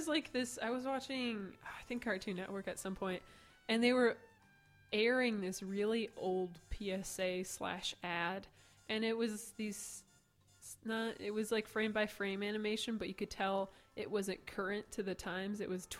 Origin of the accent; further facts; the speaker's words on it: Dubuque, Iowa, United States; I'm from Dubuque. Like, it's... I mean, my dad's Canadian, if that makes any... I think it's Canadian genes.